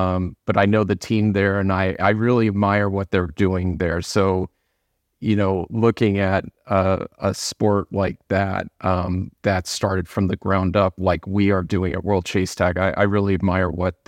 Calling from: Los Angeles, California, United States; Los Angeles, California.

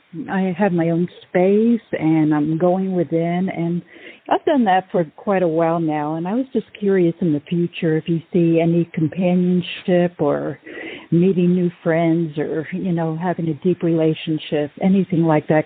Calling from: Oregon, United States; from Oregon.

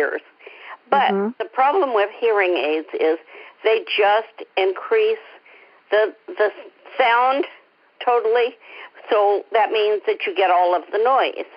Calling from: East Bay, California, United States; I'm calling in from the East Bay area in California.

